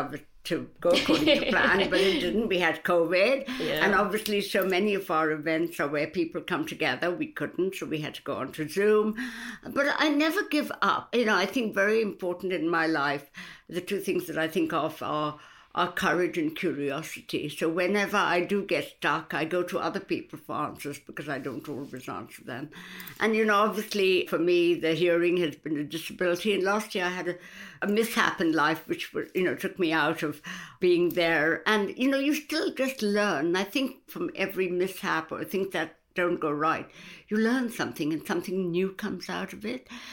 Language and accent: English; India; now in United Kingdom; I came from India many, many years ago, where I came up in a family where women didn't really work.